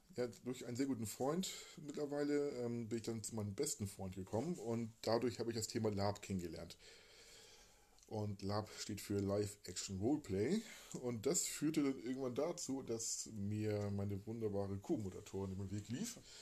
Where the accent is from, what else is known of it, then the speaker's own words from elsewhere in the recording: Hamburg, Germany; also born or lived in Emsland / Lübeck; also gebürtiger Hamburger, lebte eine Zeit lang, dann Kindheit verbracht in Rumst, äh, Rumsdorf, eine kleine Trabantenstadt quasi, Speckgürtel von Hamburg